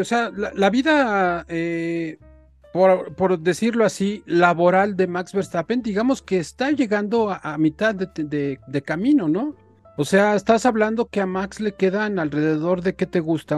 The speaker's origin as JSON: {"language": "Spanish", "country": "Mexico", "said": "nuestro país"}